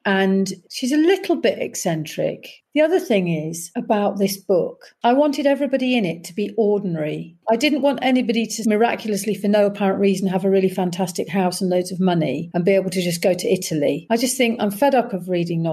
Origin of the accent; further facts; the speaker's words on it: Leicester, East Midlands, United Kingdom; moved away; I'm very much a Leicester girl, and Leicester have embraced me, even though I haven't lived there for 30 or 40 years